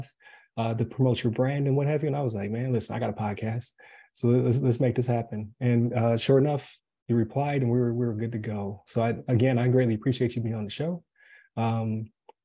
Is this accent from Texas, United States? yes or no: no; Buffalo, New York, United States; moved away as an adult; now in Wesley Chapel, United States; I'm from Buffalo originally.